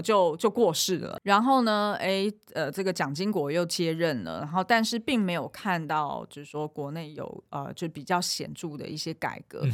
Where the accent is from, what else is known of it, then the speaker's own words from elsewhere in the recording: Taiwan; 因为我小时候是在眷村成长